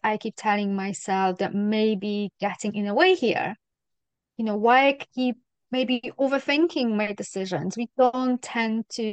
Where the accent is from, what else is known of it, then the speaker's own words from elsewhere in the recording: Poland; now in Scotland, United Kingdom; Poland is a very Catholic country